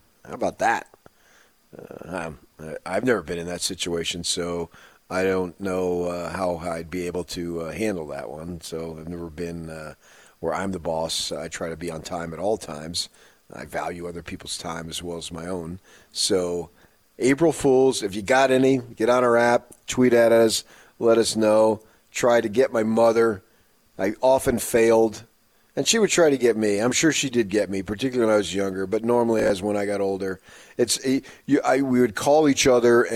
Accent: New Jersey, United States; now in Utah, United States; as a kid growing up in New Jersey

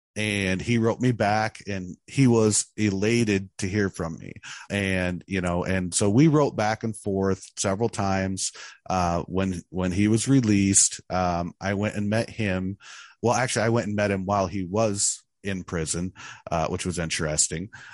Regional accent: Mackinaw, Illinois, United States; also born or lived in Danville, Illinois; I was born in Danville, Illinois, uh, which is kind of on the Indiana border. And I was raised in Mackinac, Illinois, which is kind of central Illinois

